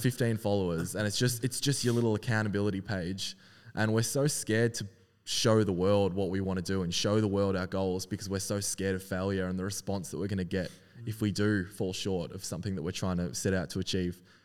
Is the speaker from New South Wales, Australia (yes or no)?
no; Melbourne, Victoria, Australia; also born or lived in Wellington, New Zealand; been growing up in Melbourne all my life on the Mornington Peninsula